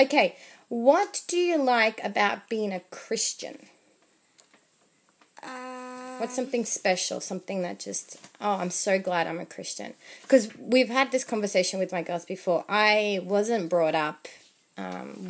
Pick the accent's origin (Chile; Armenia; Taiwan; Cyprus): Chile; English is a second language; moved away; I'm from Chile. My husband is from Argentina. So we only speak to our daughters in Spanish since they were born.